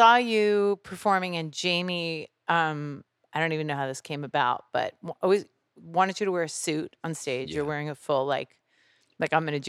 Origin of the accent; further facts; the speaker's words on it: New Jersey, United States; But it was … when I was growing up in Jersey.